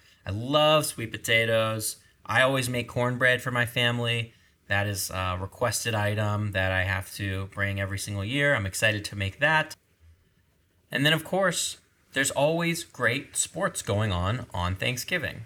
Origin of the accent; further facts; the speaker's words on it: Maryland, United States; I grew up in Maryland